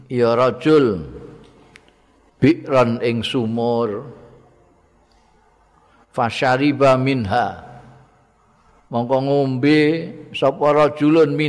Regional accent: Java, Indonesia; aku wong Jawa dadi ya ngaku cara Jawa

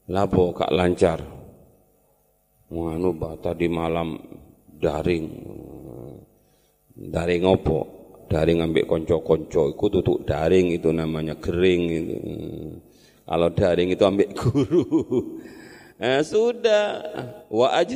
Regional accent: East Java, Indonesia; Saya kan orang Madura yang susah bahasa Jawanya

